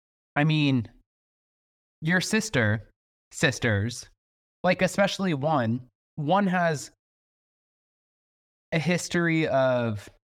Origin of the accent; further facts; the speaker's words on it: the South, United States; I'm from the South. I'm cut from a different cloth.